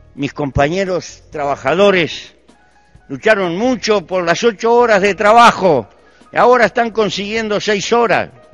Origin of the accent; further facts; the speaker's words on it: Uruguay; Pertenezco a un pequeño país muy bien dotado de recursos naturales para vivir. En mi país hay 3 millones de habitantes